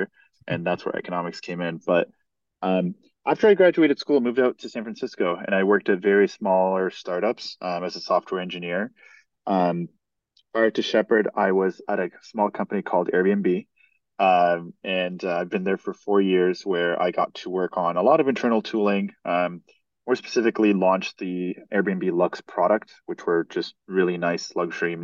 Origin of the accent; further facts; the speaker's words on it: Canada; So I grew up in Canada, went to school in Canada, and right outside of Toronto, I studied psychology and economics.